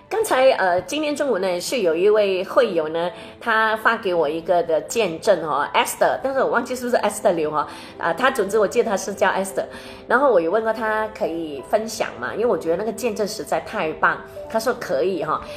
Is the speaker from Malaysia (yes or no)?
yes; Malaysia; 他应该是对着我们马来西亚人说